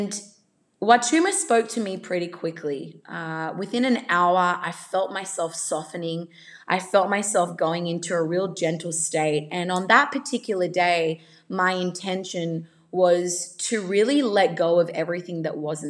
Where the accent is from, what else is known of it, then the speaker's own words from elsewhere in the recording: Australia; accent: Australian; I am Australian